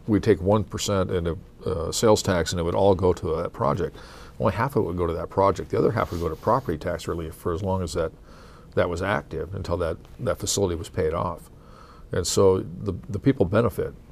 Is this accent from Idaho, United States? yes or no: yes; Coeur d'Alene, Idaho, United States; I'm from Coeur d'Alene, we have a lot of visitors